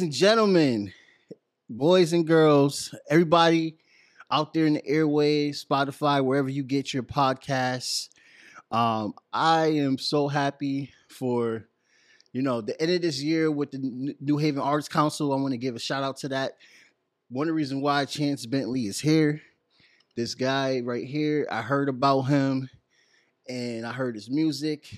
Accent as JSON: {"language": "English", "town": "Bridgeport", "region": "Connecticut", "country": "United States", "moved": "yes", "lives_now": "New Haven, United States", "said": "I'm from Bridgeport"}